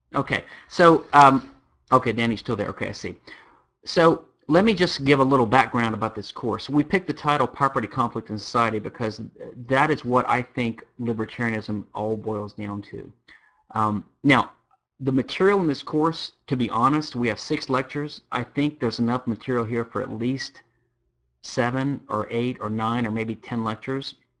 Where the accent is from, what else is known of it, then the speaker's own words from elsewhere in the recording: Louisiana, United States; now in Houston, United States; I am from Louisiana, which is uh, uh the sole civil law state in America